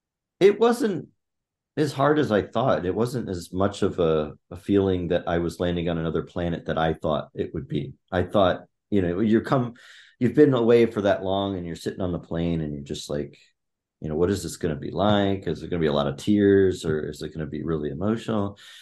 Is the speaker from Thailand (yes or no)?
yes; Chiang Mai, Thailand; My parents took my sister and I halfway around the world to Thailand when I was 7, and I grew up in Chiang Mai, Thailand.